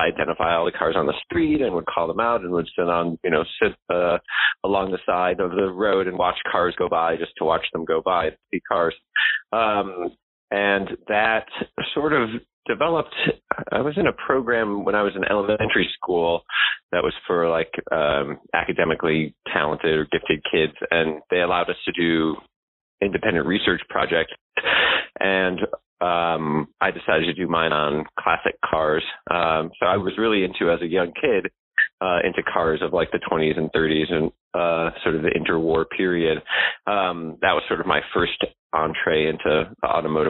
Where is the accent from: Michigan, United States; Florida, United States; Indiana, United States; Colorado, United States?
Michigan, United States; Detroit; I grew up in Detroit